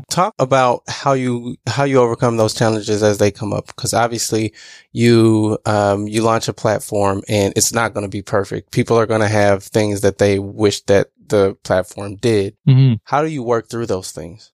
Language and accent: English; Southern Illinois, United States; moved away as an adult; also born or lived in Appleton, Wisconsin; I'm originally from Southern Illinois